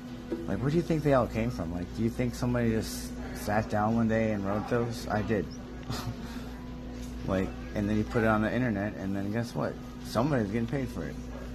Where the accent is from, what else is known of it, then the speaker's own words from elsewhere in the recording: Fort Myers, Florida, United States; so we're from Fort Myers area